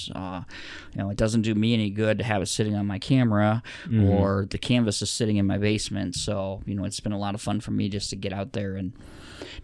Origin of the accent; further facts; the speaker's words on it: Rapid City, South Dakota, United States; now in Sioux Falls, United States; It's Rapid City. That's my hometown. I was born there